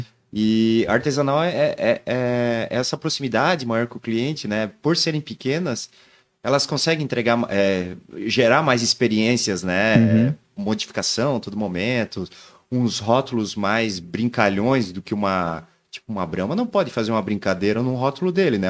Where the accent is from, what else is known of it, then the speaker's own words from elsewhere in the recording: Joinville, Santa Catarina, Brazil; Família de fora, mas eu sou cria daqui.